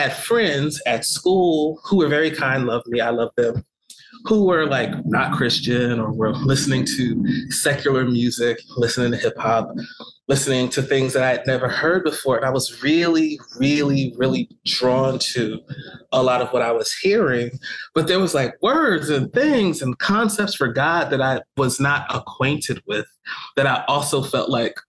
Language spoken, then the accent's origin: English; East Orange, New Jersey, United States; moved away as an adult; also born or lived in Philadelphia; I grew up in East Orange, New Jersey